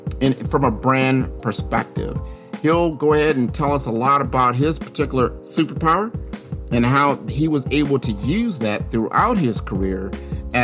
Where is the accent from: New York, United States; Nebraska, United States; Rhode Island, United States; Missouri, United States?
Nebraska, United States; Omaha; my hometown of Omaha, Nebraska.